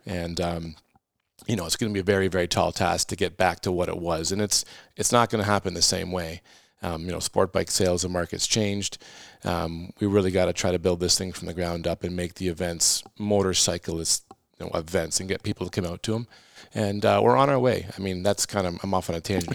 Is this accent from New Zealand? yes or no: no; Halifax, Nova Scotia, Canada; moved away; I was born in Halifax